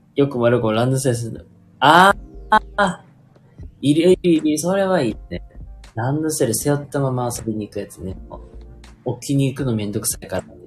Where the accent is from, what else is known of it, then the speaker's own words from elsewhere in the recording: Kansai, Japan; accent: Kansai dialect; now in Hyogo, Japan; 僕まあ一応関西人なんで、結構関西弁で、まあ話してる。